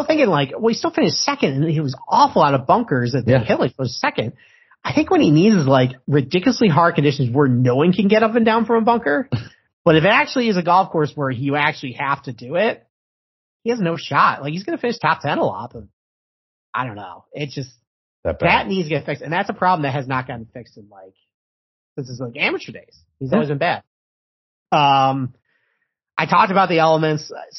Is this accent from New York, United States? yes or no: yes; Rochester, New York, United States; And I'm from Rochester, New York, and I thought I could handle it.